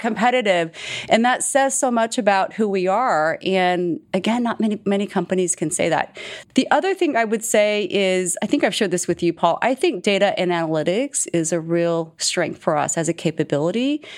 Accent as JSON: {"language": "English", "region": "Texas", "country": "United States", "tie": "born or raised there", "also_born_or_lived": "Seoul, South Korea / Virginia", "second_language": "English", "said": "growing up as a, as a minority in Texas"}